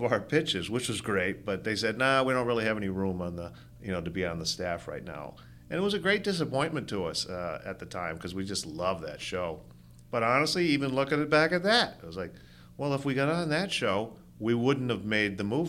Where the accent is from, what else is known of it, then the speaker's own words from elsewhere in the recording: Rhode Island, United States; growing up in Rhode Island